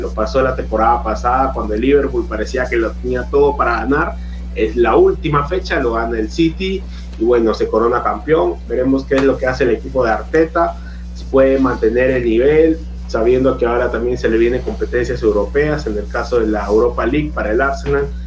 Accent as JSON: {"language": "Spanish", "country": "Peru", "said": "como peruano"}